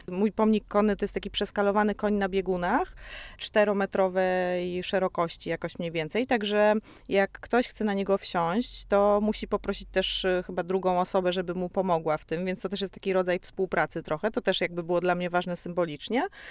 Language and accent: Polish; Poland; jestem z Polski